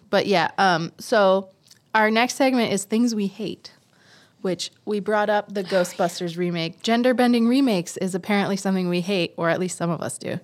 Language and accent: English; New York City, New York, United States; I am also from Queens